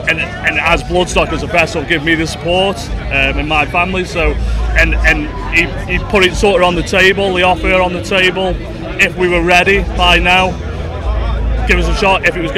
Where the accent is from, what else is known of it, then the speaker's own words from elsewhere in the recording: Stoke-on-Trent, West Midlands, United Kingdom; we're only from Stoke.